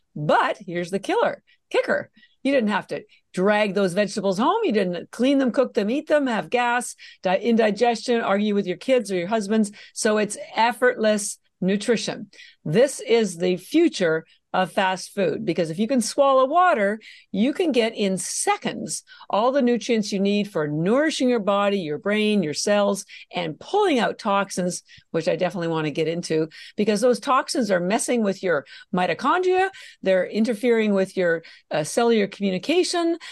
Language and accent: English; Canada; moved away as an adult; now in Boston, United States; I'm actually Canadian, and I mention that because my, um, my family's all still in Canada. I did all my education in Canada